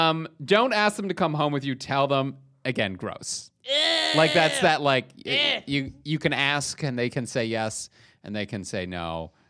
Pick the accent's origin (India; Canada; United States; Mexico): Canada; As a Canadian, that is absolutely a sentence.